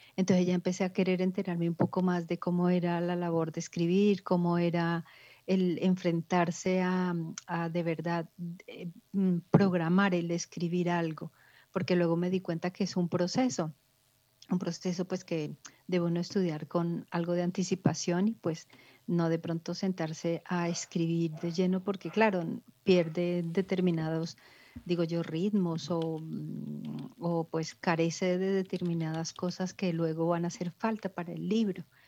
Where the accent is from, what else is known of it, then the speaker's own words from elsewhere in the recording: Ibagué, Tolima, Colombia; moved away as an adult; now in Spain; mi ciudad natal, que es Ibagué, Tolima, en Colombia